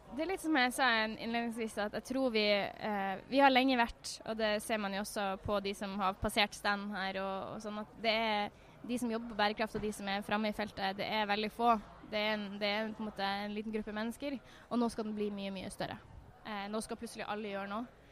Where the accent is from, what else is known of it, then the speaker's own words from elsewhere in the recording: Northern Norway, Norway; jeg er jo fra Nord-Norge